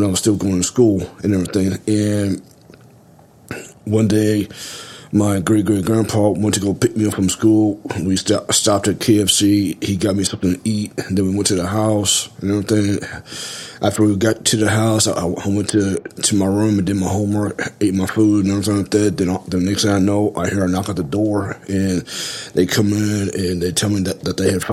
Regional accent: Galveston, Texas, United States; I was born in Galveston, but I was raised by my great-great-great-grandparents

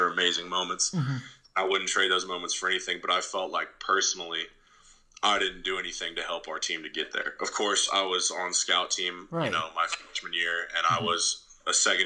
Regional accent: Ohio, United States; I'm from Ohio

